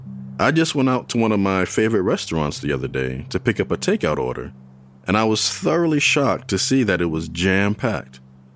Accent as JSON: {"language": "English", "town": "New York City", "region": "New York", "country": "United States", "tie": "born or raised there", "moved": "yes", "lives_now": "Chapel Hill, United States", "said": "my younger days growing up in New York City."}